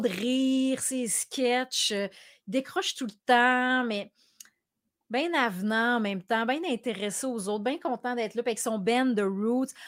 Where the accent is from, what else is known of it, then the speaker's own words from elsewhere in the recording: Quebec City, Quebec, Canada; quand j'étais petite à Québec